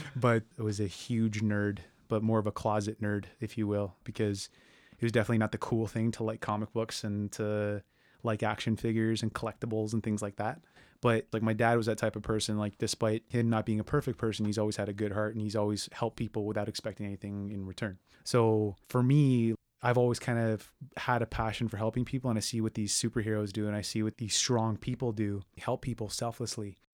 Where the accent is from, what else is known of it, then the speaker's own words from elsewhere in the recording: Brampton, Ontario, Canada; I grew up in Brampton